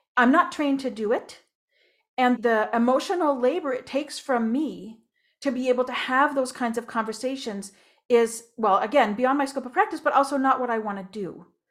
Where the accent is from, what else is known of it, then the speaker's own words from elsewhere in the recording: Moncton, New Brunswick, Canada; moved away; also born or lived in Ontario; I was born in Moncton, New Brunswick